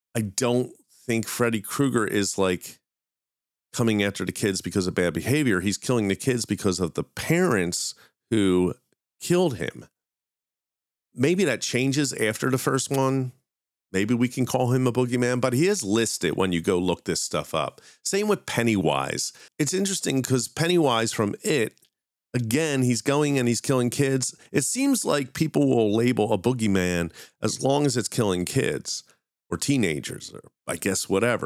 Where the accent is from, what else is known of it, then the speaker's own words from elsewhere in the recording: Philadelphia, Pennsylvania, United States; my hometown of Philadelphia